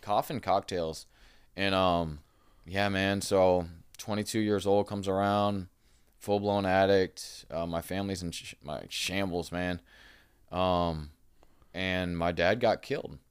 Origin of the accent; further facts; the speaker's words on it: Bradenton, Florida, United States; moved away; I grew up in Bradenton, Florida.